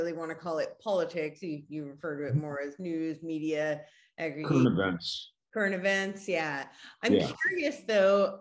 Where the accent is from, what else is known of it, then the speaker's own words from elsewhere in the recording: United States; moved away as an adult; also born or lived in New York City / Los Angeles; I grew up right outside New York City, lived in New York, and then I lived